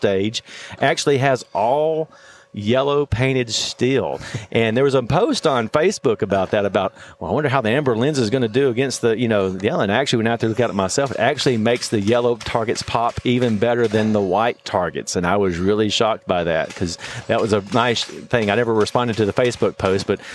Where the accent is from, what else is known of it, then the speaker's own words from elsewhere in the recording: Alabama, United States; I'm from Alabama